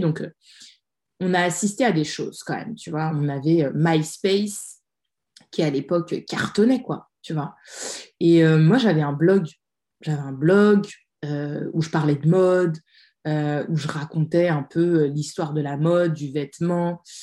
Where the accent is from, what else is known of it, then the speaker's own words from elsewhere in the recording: France; moved away as an adult; now in Sweden; Moi, j'ai grandi en France, j'ai tout fait en France, je suis née en France